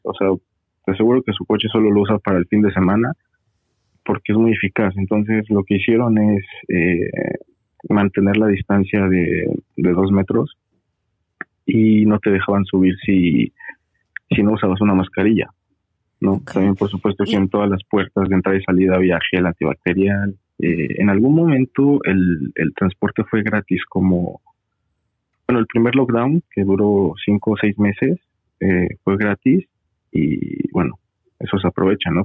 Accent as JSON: {"language": "Spanish", "region": "Mexico City", "country": "Mexico", "tie": "born or raised there", "moved": "as an adult", "lives_now": "Toronto, Canada", "said": "de la Ciudad de México, ahí nací, soy chilango"}